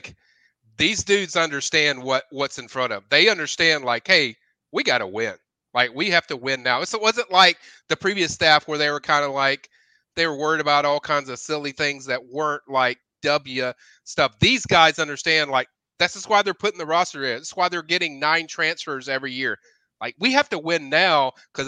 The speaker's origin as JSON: {"language": "English", "town": "Tallahassee", "region": "Florida", "country": "United States", "tie": "born or raised there", "said": "I've been born and raised in Tallahassee"}